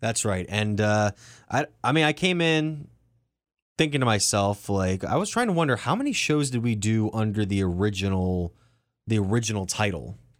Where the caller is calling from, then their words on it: Cleveland, Ohio, United States; I'm calling actually from Cleveland